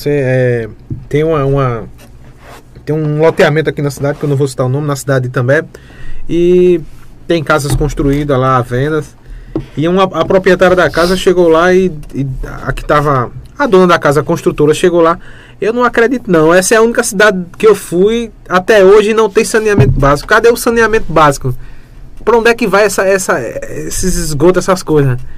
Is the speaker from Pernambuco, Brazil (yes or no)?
yes; També, Pernambuco, Brazil; Eu sou nascido criado em També e.